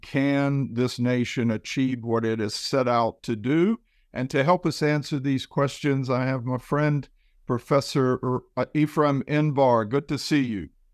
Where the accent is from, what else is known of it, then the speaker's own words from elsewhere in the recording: United States; as an American.